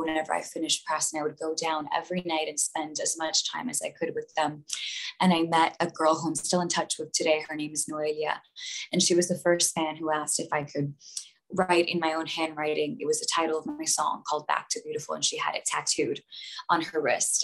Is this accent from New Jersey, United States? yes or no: no; Miami, Florida, United States; born or raised there